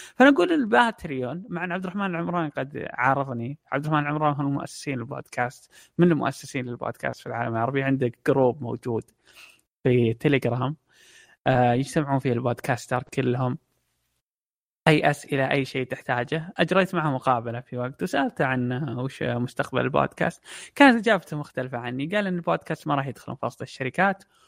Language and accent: Arabic; Saudi Arabia; عندنا في السعودية